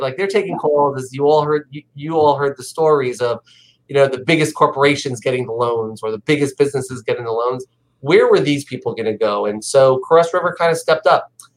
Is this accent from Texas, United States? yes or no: no; New York, United States; I'm a New Yorker.